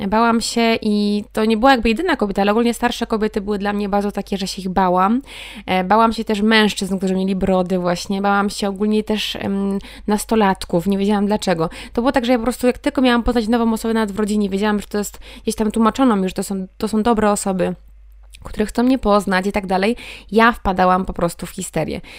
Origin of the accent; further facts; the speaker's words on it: Sieradz, Łódź Voivodeship, Poland; now in Wrocław, Poland; jestem z Sieradza, mieszkam we Wrocławiu